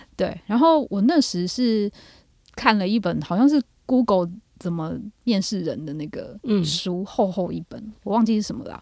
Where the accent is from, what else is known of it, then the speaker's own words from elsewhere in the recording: Taiwan; 我们台湾人的信仰没有那么密切